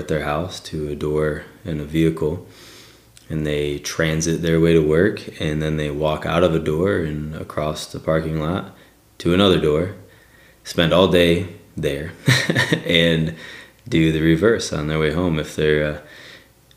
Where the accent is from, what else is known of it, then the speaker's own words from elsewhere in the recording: Northern Michigan, United States; now in southwestern Pennsylvania, United States; I'm from Northern Michigan